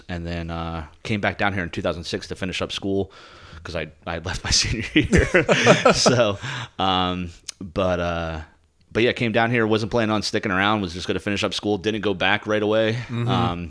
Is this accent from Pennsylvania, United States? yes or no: yes; outside of Philadelphia, Pennsylvania, United States; moved away; growing up outside of Philadelphia